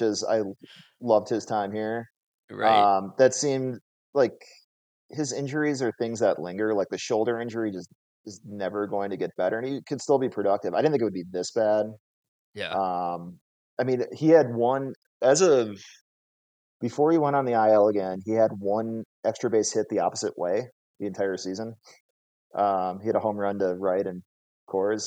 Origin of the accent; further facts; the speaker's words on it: Minnesota, United States; now in Las Vegas, United States; I grew up in Minnesota, so very hockey